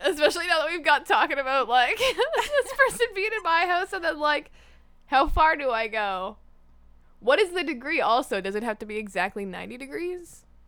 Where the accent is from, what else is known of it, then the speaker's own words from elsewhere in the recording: Niagara region, Ontario, Canada; growing up in the Niagara region